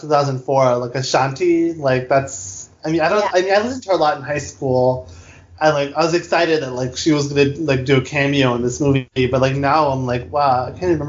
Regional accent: United States; You know, I was born here in America.

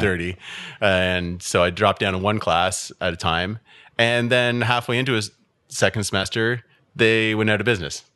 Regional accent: Ottawa, Ontario, Canada; also born or lived in Aylmer; I grew up in Ottawa. I've only ever lived in Ottawa

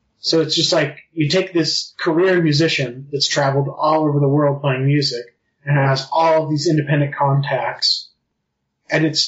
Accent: Utah, United States; I grew up in Utah County

